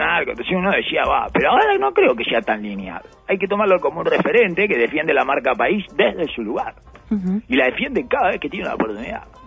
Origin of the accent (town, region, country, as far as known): Uruguay